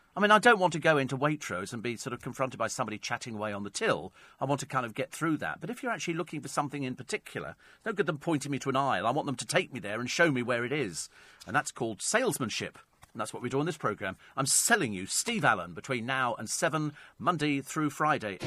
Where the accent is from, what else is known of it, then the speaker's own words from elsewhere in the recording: Berkshire, South East England, United Kingdom; moved away; lived in Berkshire some years ago, there was a store in my hometown, uh, called Benion's